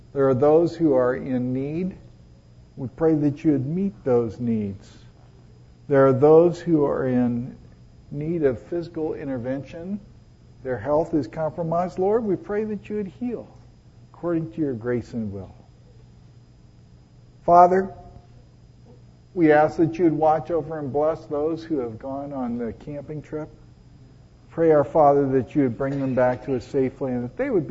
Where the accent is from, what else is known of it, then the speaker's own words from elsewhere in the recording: Los Angeles, California, United States; moved away; also born or lived in Connecticut; I was born in Hollywood at Hollywood Presbyterian Hospital